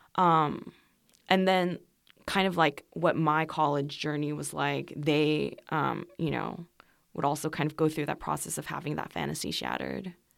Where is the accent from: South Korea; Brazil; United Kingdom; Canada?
South Korea; Seoul; first language Korean; English is a second language; moved away as an adult; also born or lived in Los Angeles, California, United States; I was born in Seoul, and then, um, I finished first grade in Korea, and then I moved to the U S with my family